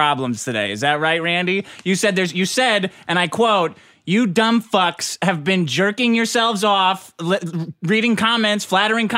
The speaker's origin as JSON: {"language": "English", "country": "United States", "tie": "born or raised there", "said": "I'm an American. I was born here."}